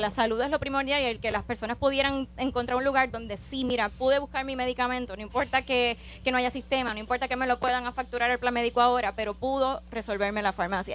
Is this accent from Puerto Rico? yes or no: yes; Orocovis, Puerto Rico; yo soy natural de Orocovis